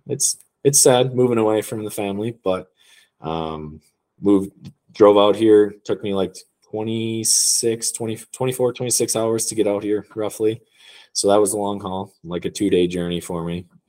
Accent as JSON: {"language": "English", "region": "Wisconsin", "country": "United States", "also_born_or_lived": "Michigan", "moved": "as an adult", "lives_now": "Utah, United States", "said": "I'm from Wisconsin originally"}